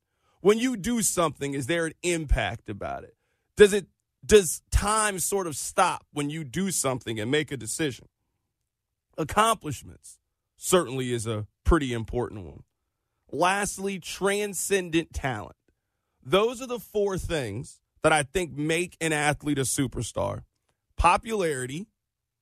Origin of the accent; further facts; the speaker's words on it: Kansas City, Missouri, United States; I am born and raised in Kansas City, Missouri. I've never lived anywhere else outside of the time that I was in college.